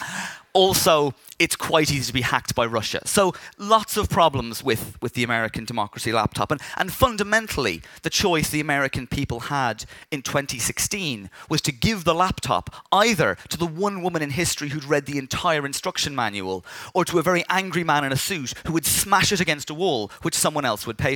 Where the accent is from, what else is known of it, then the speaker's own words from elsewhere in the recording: Dublin, Leinster, Ireland; I grew up in Dublin